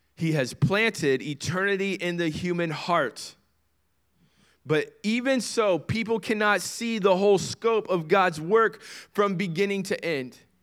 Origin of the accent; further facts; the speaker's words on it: United States; As an American citizen